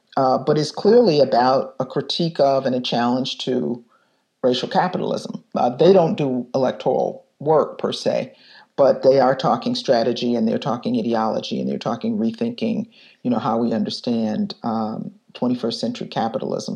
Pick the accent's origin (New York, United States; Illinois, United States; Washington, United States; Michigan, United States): Michigan, United States; Detroit; now in Chicago, United States; I was growing up in Detroit in 1967